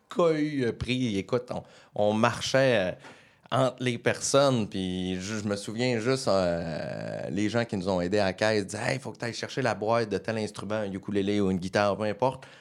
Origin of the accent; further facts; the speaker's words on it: Quebec, Canada; régional, un vrai bleuet. Je suis né à Chipcha